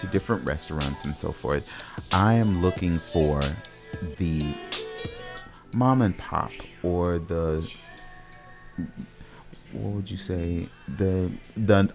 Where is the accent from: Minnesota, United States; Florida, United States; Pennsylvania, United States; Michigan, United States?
Minnesota, United States; Minneapolis; I'm from Minneapolis